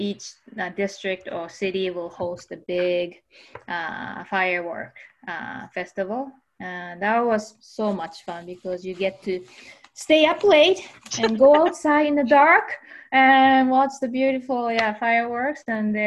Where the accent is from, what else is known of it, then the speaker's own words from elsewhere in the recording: Kyushu, Japan; English is a second language; moved away as an adult; I was born in Kyushu. That's the southern island, big island